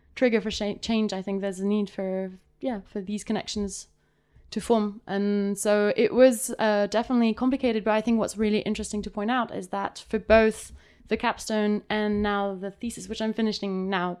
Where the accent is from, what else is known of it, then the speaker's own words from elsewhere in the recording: Geneva, Switzerland; so I'm I am from Switzerland. I grew up here until I was 19